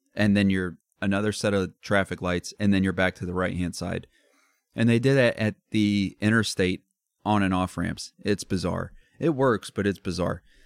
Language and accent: English; Midwest, United States; we're from the Midwest